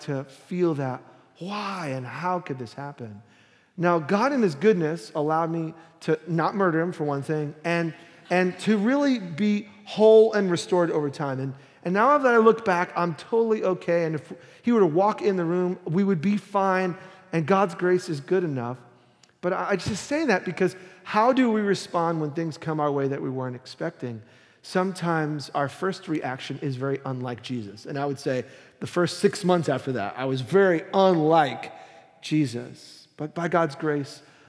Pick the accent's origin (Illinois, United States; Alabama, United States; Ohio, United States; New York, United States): New York, United States; New York City; moved away; I was born and raised in Brooklyn